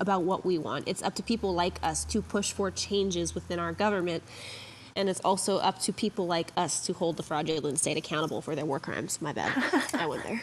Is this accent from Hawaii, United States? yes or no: yes; Hawaii, United States; I am Hawaiian